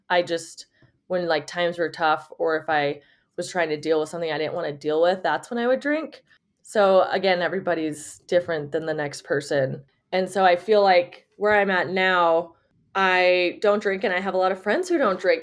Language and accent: English; Las Vegas, Nevada, United States; also born or lived in Reno, Nevada; I was born in Vegas, and I got a scholarship to University of Nevada, Reno